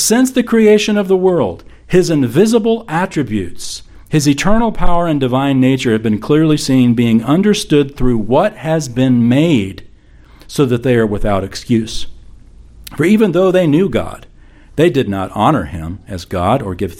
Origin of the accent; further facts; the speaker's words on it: the Bible Belt of the United States, United States; growing up in the Bible Belt of the United States of America.